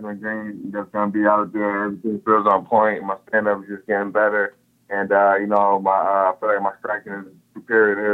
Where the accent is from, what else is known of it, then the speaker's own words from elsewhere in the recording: Rochester, New York, United States; I'm from Rochester, New York, which is an hour away